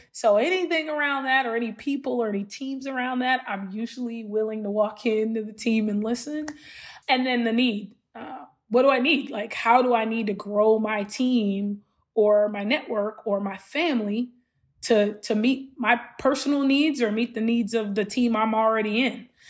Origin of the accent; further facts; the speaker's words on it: Los Angeles, California, United States; growing up in Los Angeles and South Central LA and Watts in particular, with the family I grew up